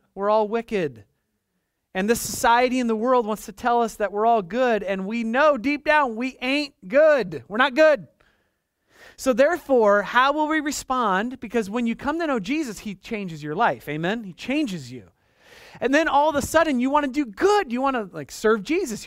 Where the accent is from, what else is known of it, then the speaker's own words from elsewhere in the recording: United States; as an American Christian